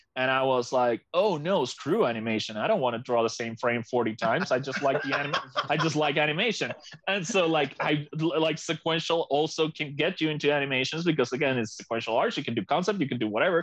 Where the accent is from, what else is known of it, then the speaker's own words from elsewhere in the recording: Maracaibo, Zulia, Venezuela; also born or lived in Savannah, Georgia; now in Colorado, United States; My hometown is Maracaibo, to the east of Venezuela, almost close to Colombia, and is sea level.